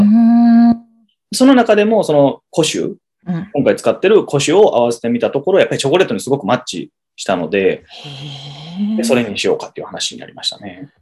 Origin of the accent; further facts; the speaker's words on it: Miki, Hyogo, Japan; 兵庫県の三木市の両方とも同じところ出身なんですけども、うん、そこの、あの、高校も同じなんですけどね